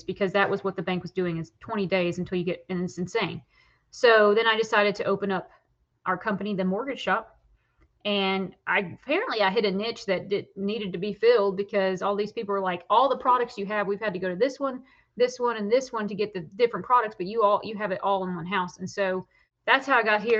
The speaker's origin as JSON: {"language": "English", "region": "Tennessee", "country": "United States", "also_born_or_lived": "Smoky Mountains", "said": "we're originally from the Tennessee area with the Partons, but moved here in 2011 with my singing career"}